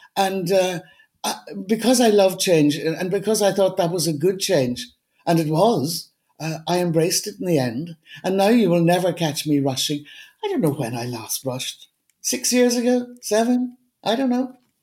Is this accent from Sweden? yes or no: no; Donegal, Ulster, Ireland; also born or lived in Dublin / India; now in Cork, Ireland; I'm from Donegal